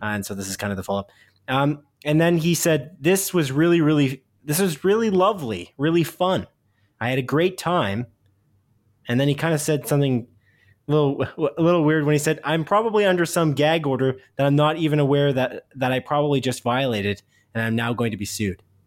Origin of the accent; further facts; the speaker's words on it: Canada; a small town outside of Guelph in Canada, 'cause we're Canadian